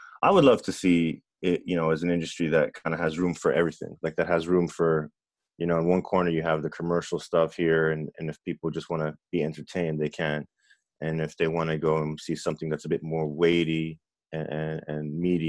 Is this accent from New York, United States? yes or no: no; Miami, Florida, United States; It's about a young kid growing up in Miami who's mixed race and has a really abusive stepfather, and unfortunately mine was abusive.